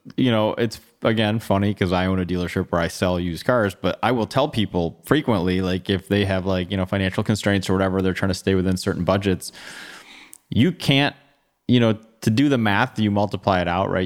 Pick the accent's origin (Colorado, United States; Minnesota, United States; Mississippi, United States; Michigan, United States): Michigan, United States; Bloomfield Hills; I grew up in Bloomfield Hills, went to Lassar High School, stayed here for college.